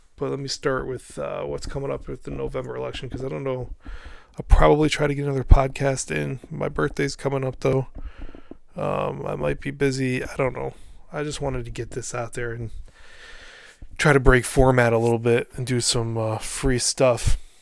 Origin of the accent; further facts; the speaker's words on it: Albany, New York, United States; Back here in my hometown of uh, Albany, New York